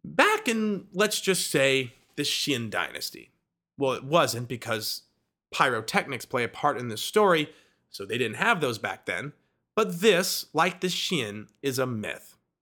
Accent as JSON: {"language": "English", "region": "Midwest", "country": "United States", "said": "I am from the Midwest"}